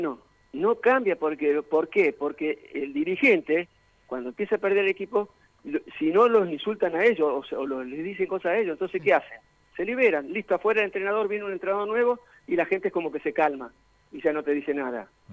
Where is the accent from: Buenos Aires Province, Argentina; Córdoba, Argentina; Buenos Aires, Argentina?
Córdoba, Argentina; Corral de Bustos; yo soy de Corral de Gusto